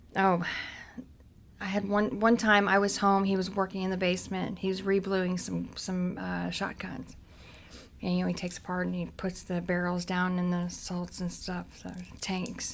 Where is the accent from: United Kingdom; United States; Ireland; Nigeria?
United States; Cincinnati, Ohio; I grew up in Cincinnati. That's where my mom was, um, Price Hill in Cincinnati